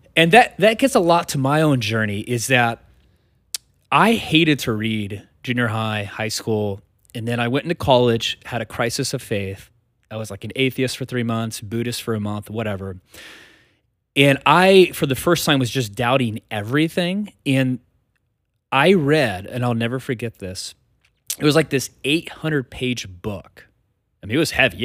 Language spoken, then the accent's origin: English; United States; we as American Christians in two thousand twenty-three